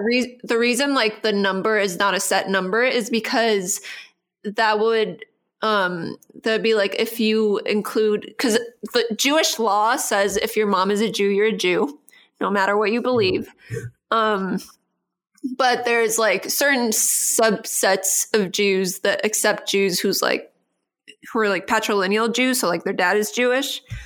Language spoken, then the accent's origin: English; Costa Rica; I grew up in Costa Rica